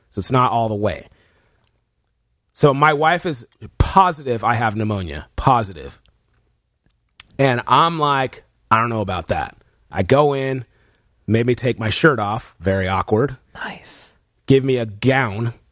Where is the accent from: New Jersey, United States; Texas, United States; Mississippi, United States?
Texas, United States; I'm from Texas.